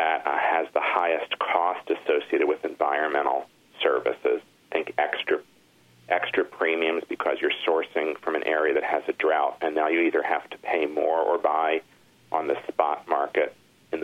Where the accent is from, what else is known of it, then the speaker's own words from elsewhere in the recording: Michigan, United States; moved away; I grew up in Michigan for a good part of my life